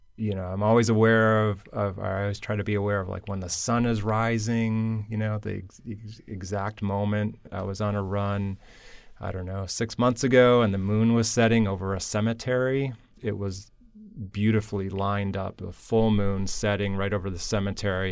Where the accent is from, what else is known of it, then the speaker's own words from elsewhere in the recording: Michigan, United States; moved away; also born or lived in Florida; Growing up in Michigan